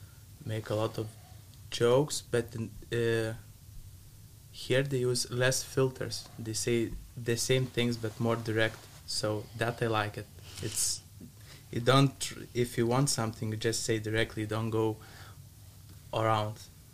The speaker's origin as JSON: {"language": "English", "country": "Lithuania", "second_language": "English", "moved": "yes", "lives_now": "Netherlands", "said": "from Lithuania."}